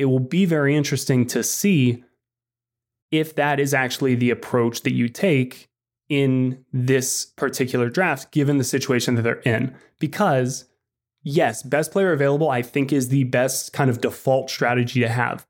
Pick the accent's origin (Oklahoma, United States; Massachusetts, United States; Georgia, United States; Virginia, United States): Georgia, United States; Atlanta; I grew up in Atlanta.